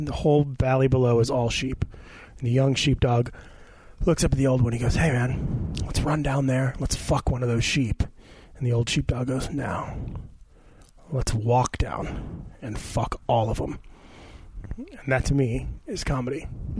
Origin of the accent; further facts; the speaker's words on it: Detroit suburbs, Michigan, United States; moved away as an adult; now in Los Angeles, United States; Suburb of, like, I'm from Detroit